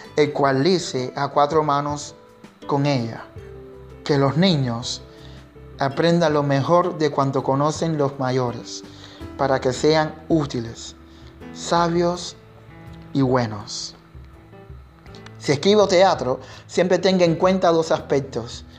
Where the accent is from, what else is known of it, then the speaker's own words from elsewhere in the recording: Cuba; mi identidad como artista, como negro y como cubano